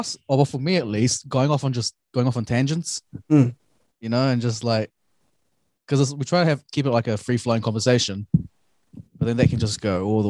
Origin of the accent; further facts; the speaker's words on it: Auckland, New Zealand; also born or lived in Dunedin; Born and raised in Auckland.